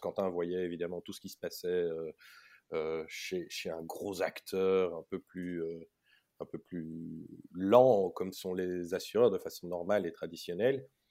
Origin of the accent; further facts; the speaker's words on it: Belgium; j'ai vécu toute mon enfance jusqu'à l'UNIF en Belgique. Mmh j'ai tout fait en néerlandais